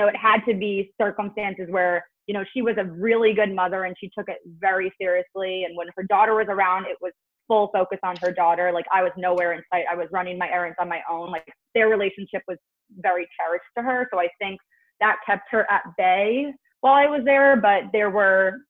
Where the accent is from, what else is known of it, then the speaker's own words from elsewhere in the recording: New Jersey, United States; now in Brooklyn, United States; I'm from Jersey